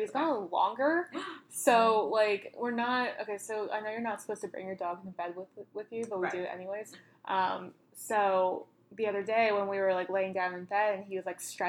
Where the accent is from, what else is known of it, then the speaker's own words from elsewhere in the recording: United States; as an American